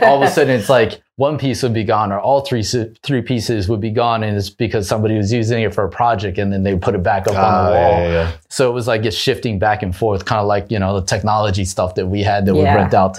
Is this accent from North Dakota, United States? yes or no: no; Maui, Hawaii, United States; moved away; also born or lived in Southern California; I too am from Hawaii. I'm actually from Maui.